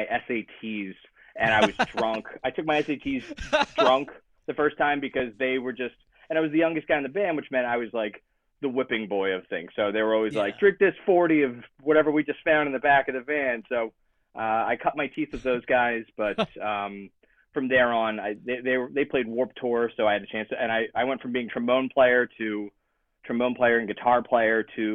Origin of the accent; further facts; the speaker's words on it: Belmar, New Jersey, United States; moved away as an adult; now in San Diego, United States; I'm from South Jersey. I grew up in the South Jersey, Philly punk scene, hardcore scene